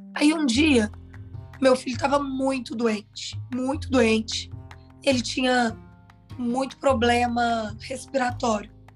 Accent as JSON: {"language": "Portuguese", "town": "Uberlândia", "region": "Minas Gerais", "country": "Brazil", "said": "eu sou de Uberlândia, meus pais são de Uberlândia"}